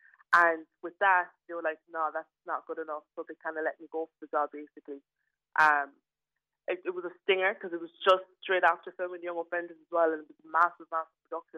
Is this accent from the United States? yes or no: no; Nigeria; My stepmother, who's Irish, never let me forget about it, that I am Nigerian at the end of the day. And even though I have a Nigerian passport and I will have an Irish passport, I am an Irish citizen